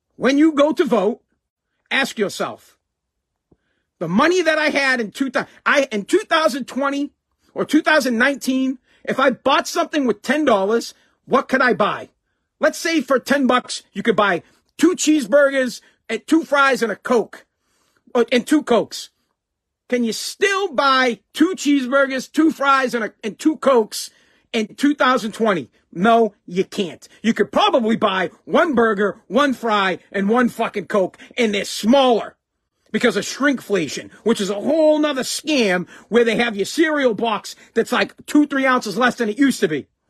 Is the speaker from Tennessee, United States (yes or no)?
no; Massachusetts, United States; I'm from Mass